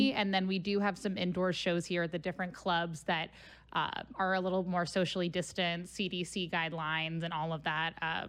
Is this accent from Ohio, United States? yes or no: yes; Cincinnati, Ohio, United States; moved away; I'm originally from Cincinnati, Ohio.